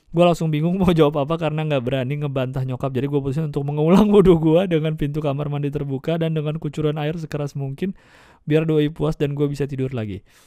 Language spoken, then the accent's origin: Indonesian; Jakarta, Indonesia; gua dari lahirnya di Jakarta, ya, lahir tahun delapan sembilan. Gua, gua udah mengalami Jakarta dari tiga puluh tahun